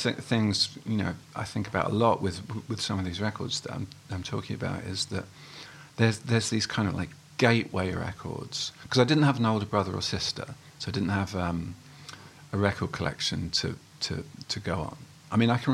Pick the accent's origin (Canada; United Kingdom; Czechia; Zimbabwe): United Kingdom; Haywards Heath, South East England; also born or lived in Welwyn Garden City; I moved to Haywards Heath when I was... Well, my parents moved to Haywards Heath when I was five. So that's where I grew up